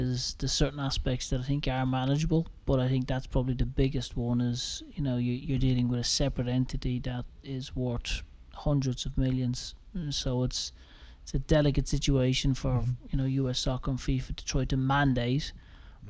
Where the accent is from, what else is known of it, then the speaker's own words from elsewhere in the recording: Ireland; now in United States; growing up in Ireland